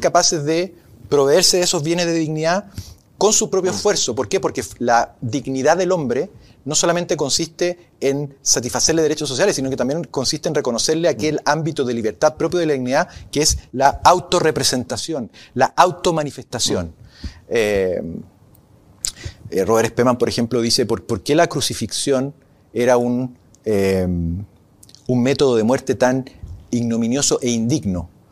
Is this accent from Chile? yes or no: yes; Arica, Arica y Parinacota, Chile; moved away; Yo me crié en Arica, sé en los años 80, sé lo que es vivir a 2.000 kilómetros de la capital